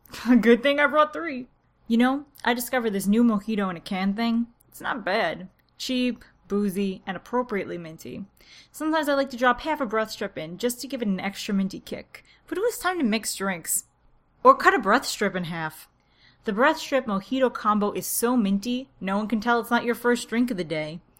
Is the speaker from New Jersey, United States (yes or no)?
yes; New Jersey, United States; to tell people that I'm from New Jersey. It's the most unglamorous state.